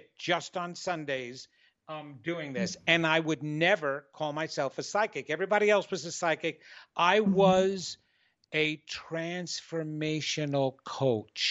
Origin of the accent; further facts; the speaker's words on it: New York, United States; I'm arrogant from New York and Italian